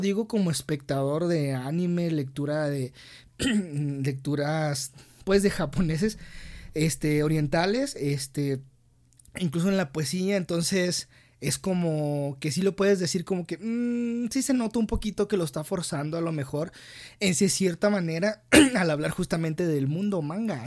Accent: Mexico; como mexicanos

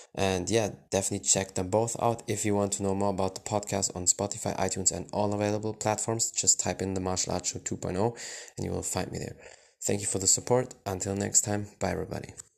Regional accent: Germany; i was born and raised in germany but my family is from morocco

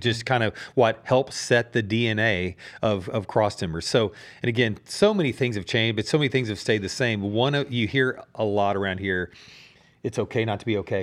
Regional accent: Dallas, Texas, United States; I grew up over in Dallas

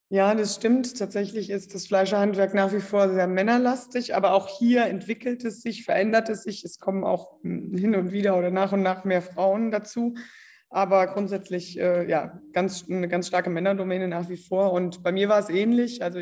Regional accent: Calden, Hesse, Germany; ich bin 35 Jahre alt, ich komme aus Kalden bei Kassel in Nordhessen.

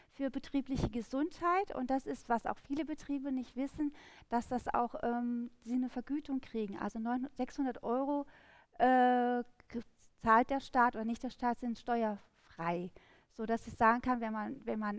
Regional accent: Rhineland, Germany; als Rheinländer ist es im Endeffekt wirklich so die rheinländische, also Karnevalsmusik

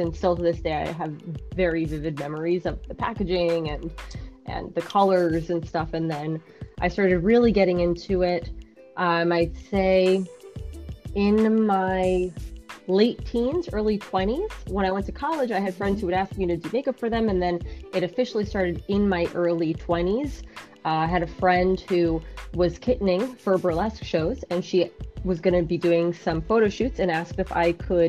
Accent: New York City, New York, United States; also born or lived in Bayside, Queens / Astoria, Queens; Born and raised in Jackson Heights, then moved to Bayside, and then moved to Astoria

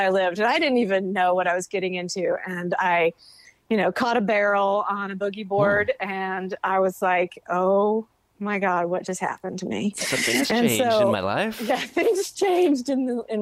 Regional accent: North Carolina, United States; I'm from North Carolina

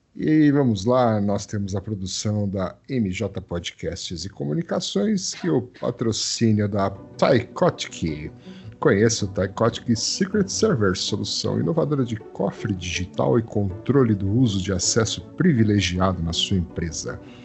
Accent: Brazil; mas eu sou brasileiro

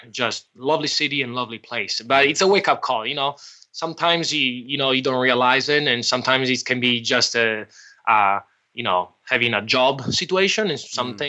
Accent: United States; born there; English is a second language; So I said, I was born in the States, so I don't have problem for visas.

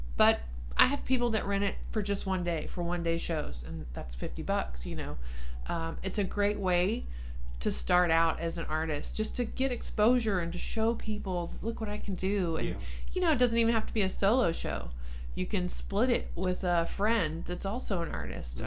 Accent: Ballinger, Texas, United States; moved away as an adult; now in San Angelo, United States; I lived in Ballinger um, for from middle school to high school, graduated in Ballinger

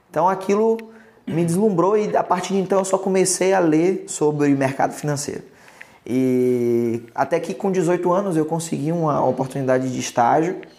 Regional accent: Salvador, Bahia, Brazil; meus pais se divorciaram, eu migrei para a gente mudou para a capital, para Salvador. Uhum. Então eu cresci em Salvador, mas meu pai continua morando até hoje no interior da Bahia

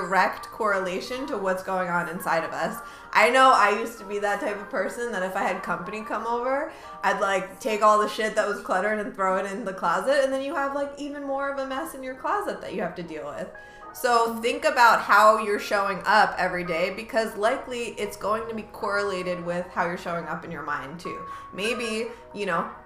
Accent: New York, United States; accent: New York; I'm a New Yorker

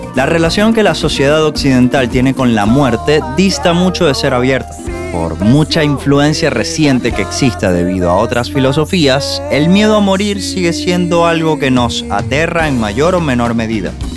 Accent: Maracaibo, Zulia, Venezuela; moved away; yo soy de Maracaibo

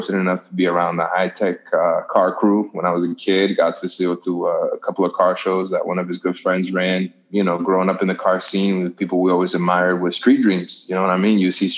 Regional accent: Boston, Massachusetts, United States; growing up in Boston, car culture was huge

